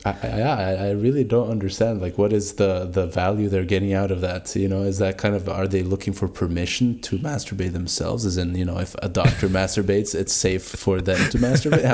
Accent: Norway; moved away; I come from Norway

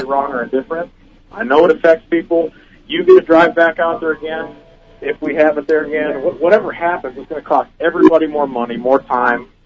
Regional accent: Minnesota, United States; moved away as an adult; now in Birmingham, United States; I'm from Minnesota, and uh, I moved to Birmingham, Alabama, recently

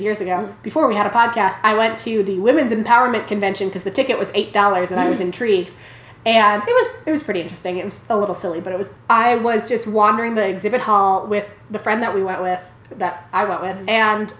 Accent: Philippines; So I was born and raised in the Philippines. My family, along with my grandparents, used to live in this old house with a big garden in the back.

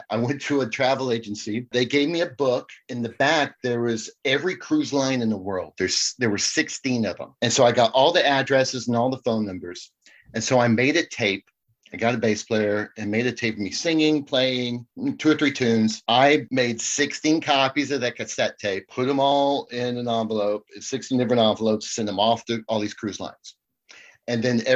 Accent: Dallas, Texas, United States; I'm from Dallas, Texas

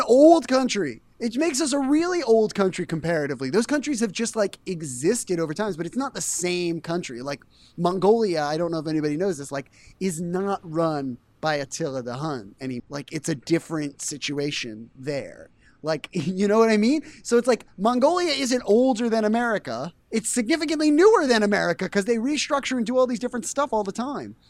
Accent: East Coast, United States; now in Cleveland, United States; I'm from the East Coast.

